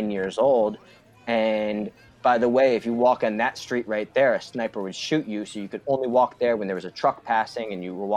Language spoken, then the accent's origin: English; United States; we're from the United States, where it's a melting pot